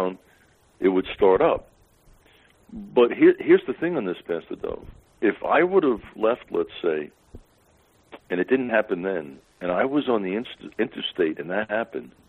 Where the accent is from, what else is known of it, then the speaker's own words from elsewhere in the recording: Pennsylvania, United States; I'm from Pennsylvania